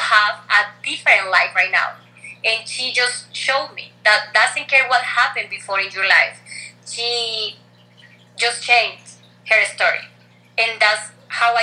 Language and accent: English; Colombia; English is a second language; also born or lived in Rochester, New York; I'm from Colombia